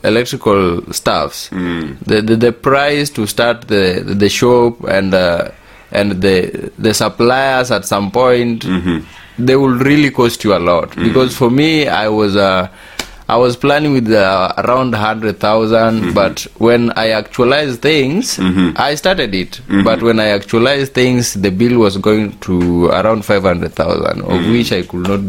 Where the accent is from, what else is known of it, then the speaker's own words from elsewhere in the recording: Kenya; also born or lived in Kisumu; I am a Kenyan. I live in Kisumu.